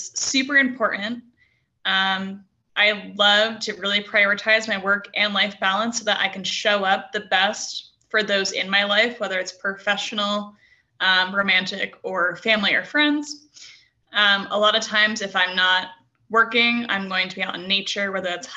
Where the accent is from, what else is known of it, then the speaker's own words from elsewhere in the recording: New England, United States; also born or lived in Santa Barbara; now in Prescott, United States; I'm from New England, so I love the seacoast